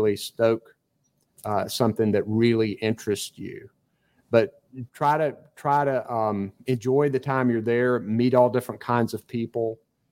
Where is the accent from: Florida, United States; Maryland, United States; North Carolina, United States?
North Carolina, United States; Eastern; I grew up in Eastern North Carolina, and East Carolina is a bedrock institution there